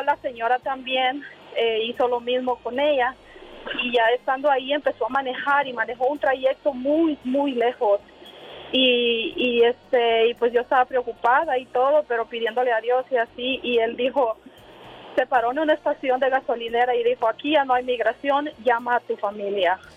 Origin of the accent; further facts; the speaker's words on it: Honduras; now in United States; yo vengo de Honduras